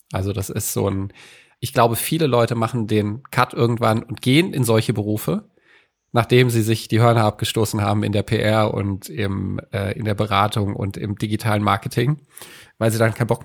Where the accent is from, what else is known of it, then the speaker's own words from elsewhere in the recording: Frankfurt, Hesse, Germany; moved away as an adult; now in Hamburg, Germany; habe ich in meinem Herzen mitgebracht, der wird es nie verlassen.